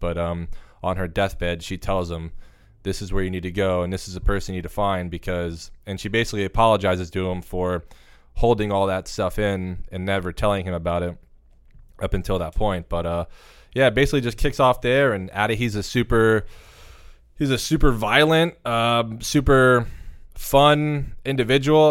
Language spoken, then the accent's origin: English; South Florida, United States; I was born and raised in South Florida.